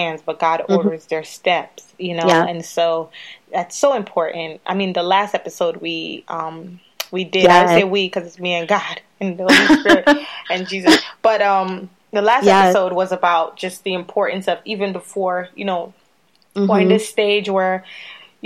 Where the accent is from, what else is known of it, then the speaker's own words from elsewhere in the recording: Sierra Leone; moved away; we're from Sierra Leone originally